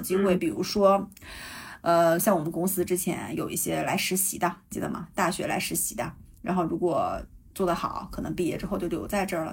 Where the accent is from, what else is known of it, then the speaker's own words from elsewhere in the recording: Jilin, China; accent: Northeastern (Dongbei); moved away as an adult; now in Canada; 你看我东北口音出来了吧